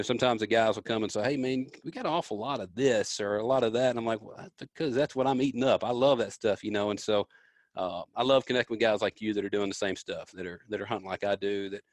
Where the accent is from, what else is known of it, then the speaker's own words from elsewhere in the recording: Memphis, Tennessee, United States; I grew up in Memphis, man, down in Memphis, Tennessee, and the big city